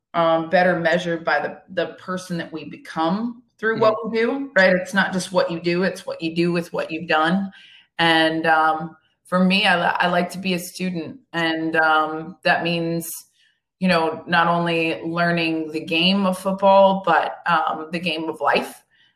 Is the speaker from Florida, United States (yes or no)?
yes; Vero Beach, Florida, United States; moved away as an adult; also born or lived in Boston; I'm from Vero Beach, Florida.